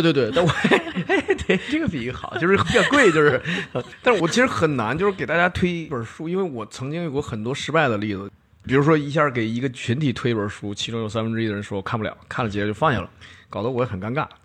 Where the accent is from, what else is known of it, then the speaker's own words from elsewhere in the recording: China; 我们作为中国人